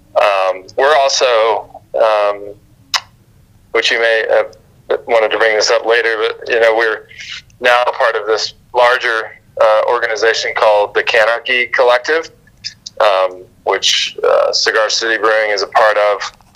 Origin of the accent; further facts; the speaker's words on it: Florida, United States; moved away as an adult; also born or lived in Brevard, North Carolina; now in North Carolina, United States; I'm from Florida originally, but I went to college in Brevard